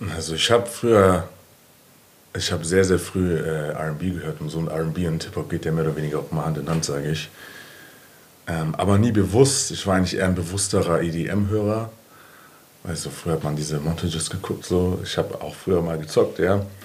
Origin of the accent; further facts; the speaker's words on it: Frankfurt, Hesse, Germany; ich bin seit eh und die Bockenheimer